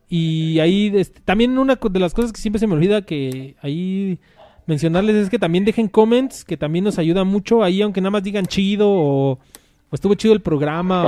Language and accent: Spanish; Mexico City, Mexico; nosotros somos de aquí de la Ciudad de México